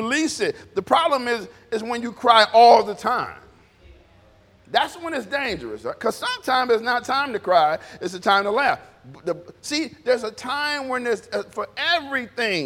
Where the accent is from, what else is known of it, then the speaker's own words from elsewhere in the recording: Detroit, Michigan, United States; I was born in Detroit